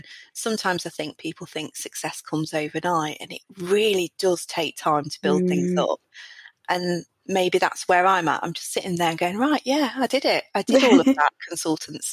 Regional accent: South Derbyshire, East Midlands, United Kingdom; I'm from South Derbyshire, from a pit village

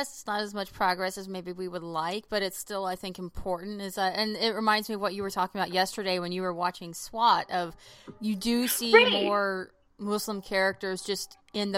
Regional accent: Oklahoma, United States; I grew up, you know, also in Oklahoma

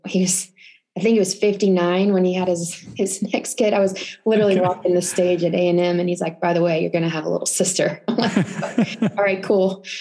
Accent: Holland, Texas, United States; moved away as an adult; also born or lived in Temple, Texas; now in Utah, United States; I was living in a little farm town. I don't know if anybody would know, but it's called Holland, Texas, known for the Holland Corn Fest.

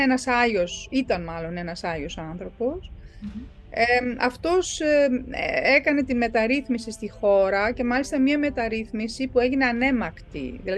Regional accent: South Africa; born there; Δηλαδή η πατρίδα μου είναι Νότια Αφρική, εφόσον εγώ γεννήθηκα εκεί και δεν έχω πάει ποτέ στην Ευρώπη.

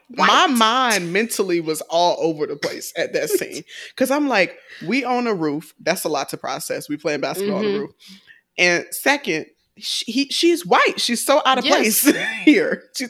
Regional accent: the South, United States; I'm from the South. So when I got to DC, I was at a party like freshman

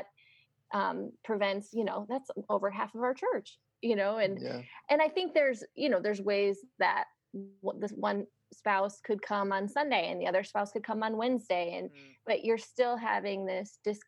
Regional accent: United States; my freedom as an American

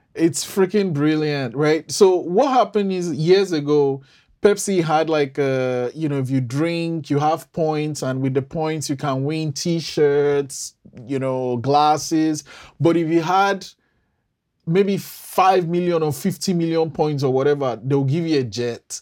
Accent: Nigeria; I'm Nigerian

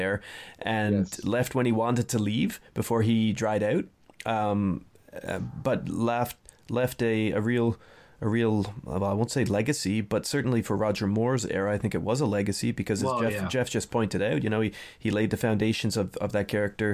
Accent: Canada; as Canadian citizens.

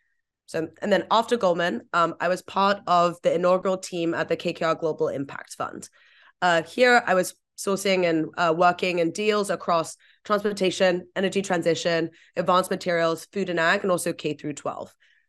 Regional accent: Vietnam; also born or lived in Hong Kong; I grew up in Vietnam and Hong Kong mostly. I think some of the worst parts of climate change were just kind of front and center for me from such a young age.

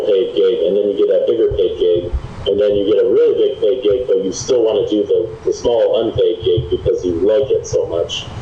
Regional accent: Dodgeville, Wisconsin, United States; growing up in Dodgeville, Wisconsin

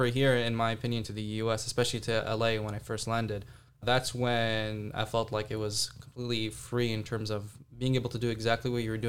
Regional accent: Jeddah, Makkah Province, Saudi Arabia; Yeah, so I grew up in Jeddah, Saudi Arabia. It's a small town, pretty booming right now.

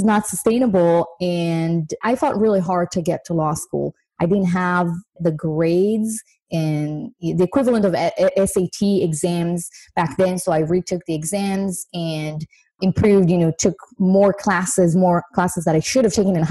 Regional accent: Israel; moved away as an adult; now in United States; I'm actually originally from Israel

